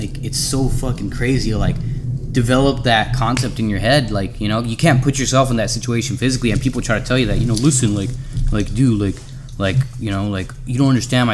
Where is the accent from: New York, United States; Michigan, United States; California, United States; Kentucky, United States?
California, United States; San Jose; I came from San Jose, California.